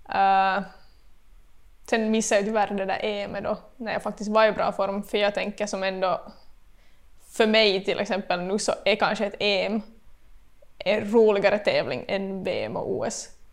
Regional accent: Vaasa, Ostrobothnia, Finland; moved away as an adult; now in Korsholm, Finland; bott i Vasa hela livet

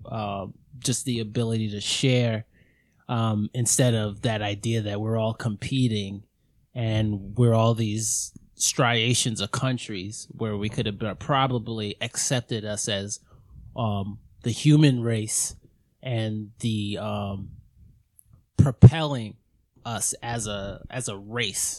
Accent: New York City, New York, United States; I was growing up in Queens.

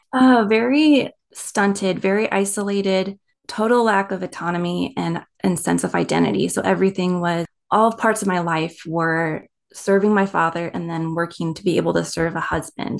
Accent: East Coast, United States; also born or lived in Maryland; I was born on the East Coast

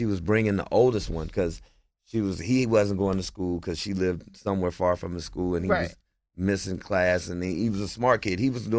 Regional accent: Portland, United States; I didn't grow up with her. I'm from Portland.

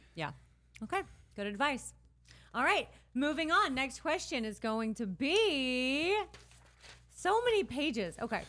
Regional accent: Midwest, United States; growing up in the Midwest

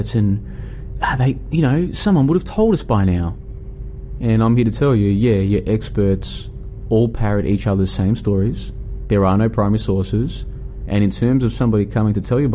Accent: Melbourne, Victoria, Australia; moved away as an adult; also born or lived in Brisbane, Australia; I'm currently traveling through Southeast Asia, Vietnam, and I'm originally from Melbourne, and then I spent a few years in Brisbane, in Australia.

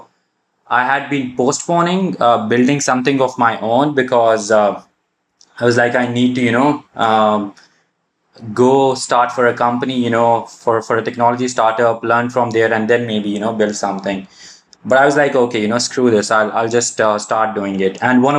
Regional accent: Pakistan; also born or lived in Saudi Arabia; I'm originally from Pakistan, lived almost all my life in Saudi, did my undergrad from Pakistan, went back to Saudi, started a job in HR, worked there for about 5-6 years, and then moved back to Pakistan about 2 years ago

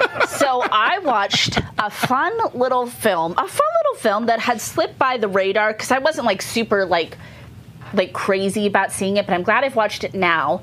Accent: Northern California, United States; we're from Northern California.

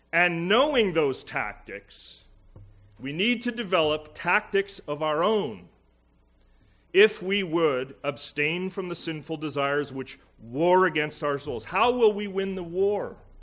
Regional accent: Alberta, Canada; now in Pierrefonds, Canada; Being from Alberta

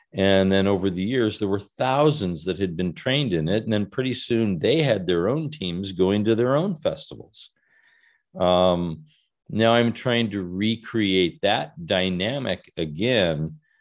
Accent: United States; also born or lived in Southern California; now in Salem, United States; I'm an American

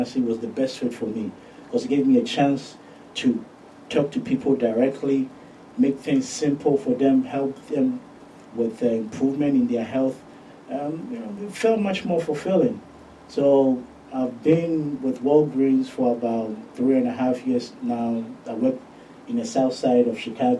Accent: Ghana; moved away as an adult; now in United States; I'm originally from Ghana, born and raised. I moved to the States when I was 18.

